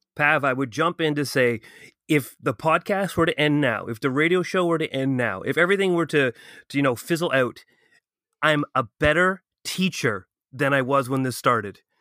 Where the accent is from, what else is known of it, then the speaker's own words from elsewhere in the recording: Ottawa, Ontario, Canada; moved away as an adult; now in Toronto, Canada; I'm from Ottawa